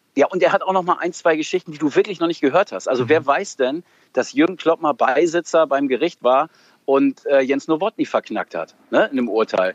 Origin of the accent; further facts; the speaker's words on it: Emsland, Lower Saxony, Germany; Ich, ich komme aus dem Emsland, bin da groß geworden